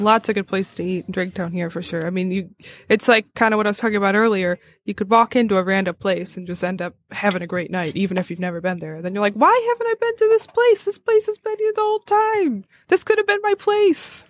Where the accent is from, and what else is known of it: Madison Heights, Michigan, United States